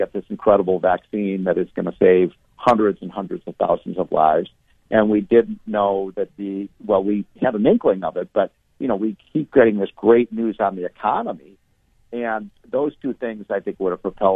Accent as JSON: {"language": "English", "town": "Chicago", "region": "Illinois", "country": "United States", "said": "I come from Chicago. I hail from Chicago."}